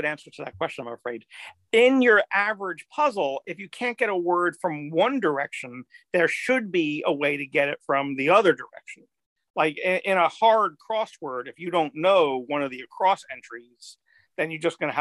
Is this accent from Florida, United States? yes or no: no; Bethpage, New York, United States; I grew up on Long Island, Bethpage, Long Island